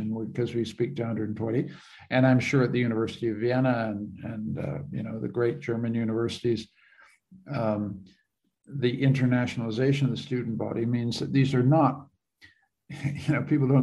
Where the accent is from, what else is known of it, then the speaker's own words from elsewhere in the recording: Canada; I'm a Canadian